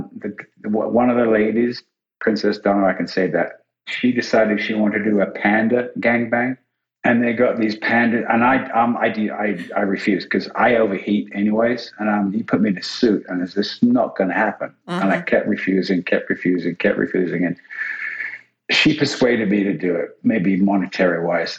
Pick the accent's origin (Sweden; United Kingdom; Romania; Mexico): United Kingdom; England; I'm English